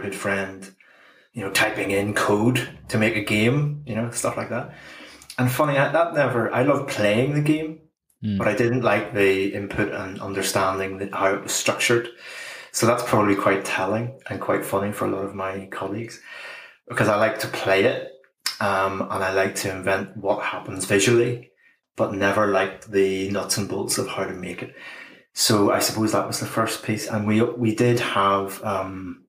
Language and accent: English; Bangor, Northern Ireland, United Kingdom; I grew up in Bangor.